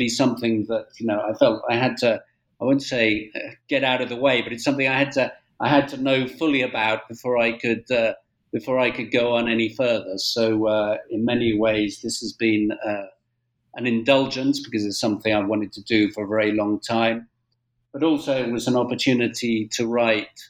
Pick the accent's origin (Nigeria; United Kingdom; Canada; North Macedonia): United Kingdom; moved away as an adult; now in Spain; I'm British born, as I'm sure your listeners will tell from my accent, but I'm also a Spanish national, and I've spent the last 30 years here in Spain